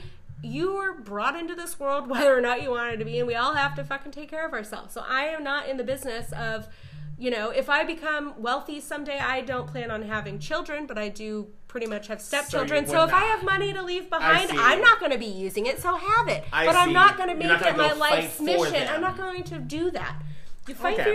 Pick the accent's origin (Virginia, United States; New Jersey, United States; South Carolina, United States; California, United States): California, United States; moved away; also born or lived in Michigan; I am a California native.